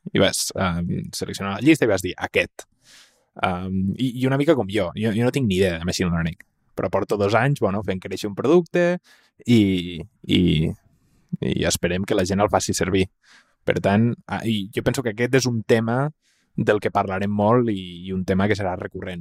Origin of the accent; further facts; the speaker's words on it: Tàrrega, Catalonia, Spain; sóc de Tàrrega